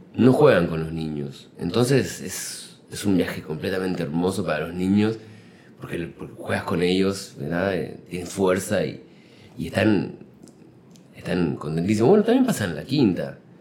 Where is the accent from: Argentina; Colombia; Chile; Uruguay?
Uruguay; now in Mexico; En Uruguay, de donde, donde nací